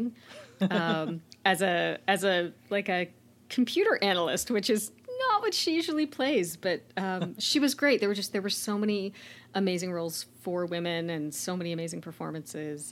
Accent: Oshawa, Ontario, Canada; my hometown of Oshawa, Ontario

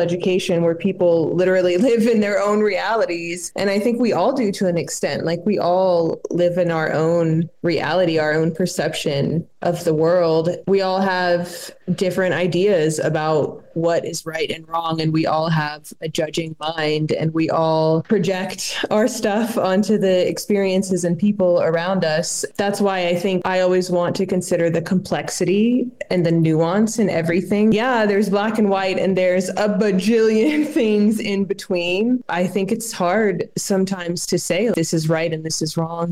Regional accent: South Carolina, United States; now in Mexico City, Mexico; I grew up in South Carolina.

